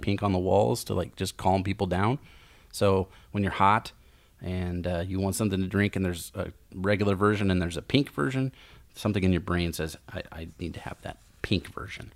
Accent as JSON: {"language": "English", "town": "Lincoln", "region": "Nebraska", "country": "United States", "lives_now": "Omaha, United States", "said": "I'm from Lincoln"}